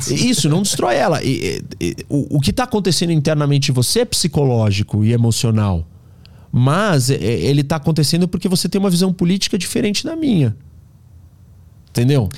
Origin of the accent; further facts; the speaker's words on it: Brazil; Nós somos brasileiros